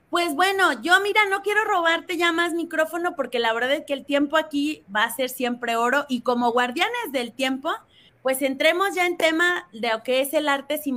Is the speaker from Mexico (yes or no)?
yes; Mexico; como mexicanos